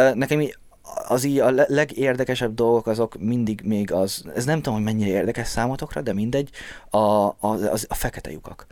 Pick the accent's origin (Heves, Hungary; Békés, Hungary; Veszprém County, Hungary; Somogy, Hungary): Békés, Hungary; Békéscsaba; moved away; ahol laktam, Csabám, azon belül is békésen, ott olyan helyen laktunk, ahol sokáig nem volt normális internet.